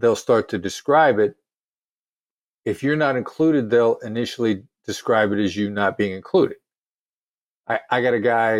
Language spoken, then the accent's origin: English; Iowa, United States; accent: New York; that I grew up in a small town in Iowa. You know, I know to everybody who are not New Yorkers, I sound like I'm a New Yorker.